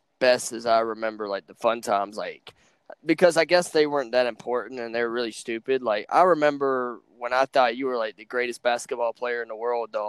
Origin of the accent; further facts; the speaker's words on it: Rocky Mount, United States; now in Virginia, United States; me and Brandon, we're from Rocky Mount.